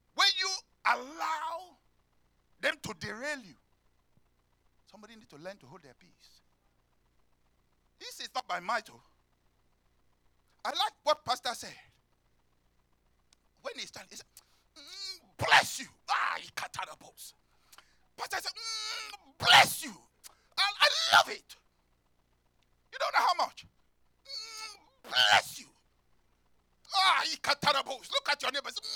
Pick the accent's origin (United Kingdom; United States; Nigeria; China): Nigeria; moved away; I come from Africa. Nigeria especially